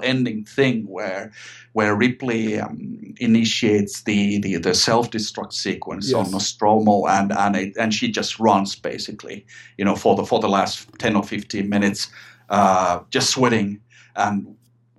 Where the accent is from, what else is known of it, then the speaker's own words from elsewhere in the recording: Finland; also born or lived in Sweden; I'm Finnish. I'm from Finland, Scandinavia, and I still live here in Finland